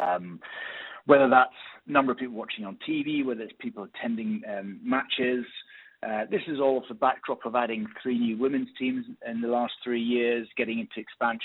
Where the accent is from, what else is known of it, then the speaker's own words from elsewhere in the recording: United Kingdom; moved away as an adult; now in Australia; I come, probably tell by my accent, I come from the UK.